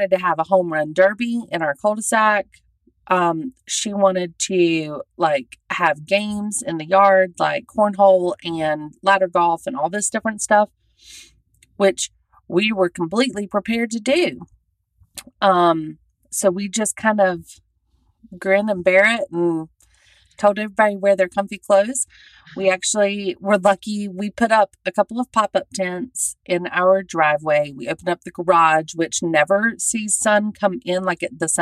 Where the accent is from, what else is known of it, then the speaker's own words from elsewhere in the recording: Southern United States, United States; moved away; I'm a Southerner living out here.